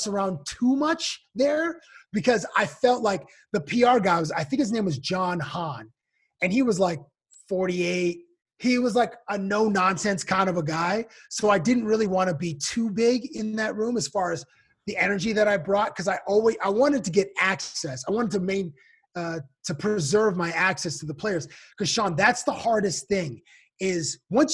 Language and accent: English; Toronto, Ontario, Canada; moved away as an adult; now in Las Vegas, United States; I'm from Toronto